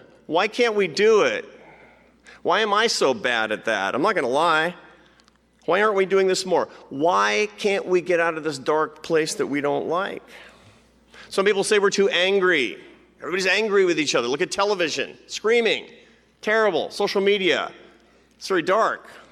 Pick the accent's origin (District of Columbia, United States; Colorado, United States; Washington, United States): Washington, United States; Seattle; Seattle. Why? Because it's my hometown